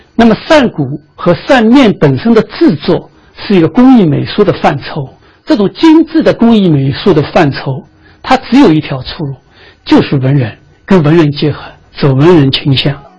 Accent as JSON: {"language": "Chinese", "country": "China", "said": "我们中国人也把丝绸看得是非常高贵的一种材料"}